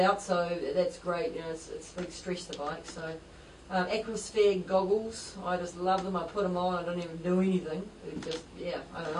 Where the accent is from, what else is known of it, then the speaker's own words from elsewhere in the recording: New Zealand; proud of being a New Zealander